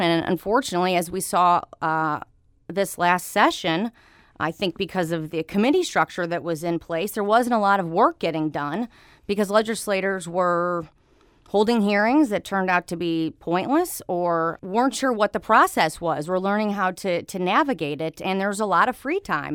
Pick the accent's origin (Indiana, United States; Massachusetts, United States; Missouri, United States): Missouri, United States; St. Louis; also born or lived in Jefferson City, Missouri; I'm born and raised in Saint Louis